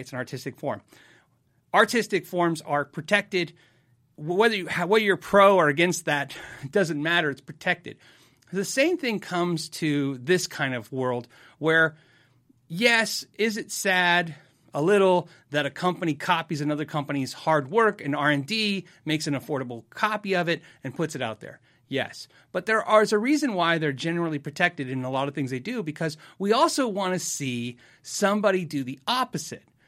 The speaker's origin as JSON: {"language": "English", "country": "United States", "said": "I'm an American"}